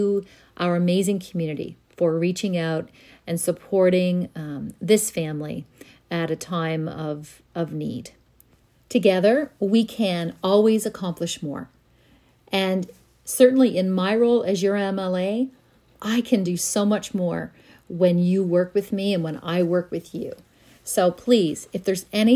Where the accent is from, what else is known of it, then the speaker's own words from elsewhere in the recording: Linden, Nova Scotia, Canada; growing up in our small community of Linden